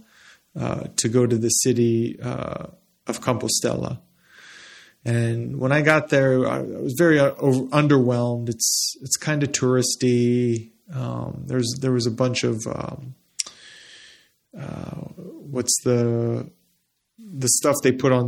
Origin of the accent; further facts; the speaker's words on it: Las Cruces, New Mexico, United States; I grew up in Las Cruces, New Mexico